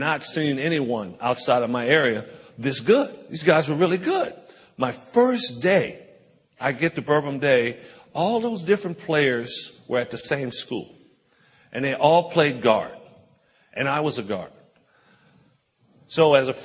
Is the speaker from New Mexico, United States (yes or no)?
no; Compton, California, United States; I grew up in Compton, California, right outside of Los Angeles